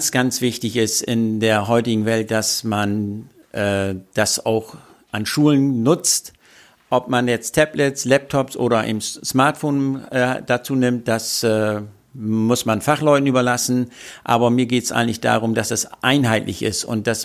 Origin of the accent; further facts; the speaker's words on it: Bremerhaven, Bremen, Germany; ich komme aus Bremerhaven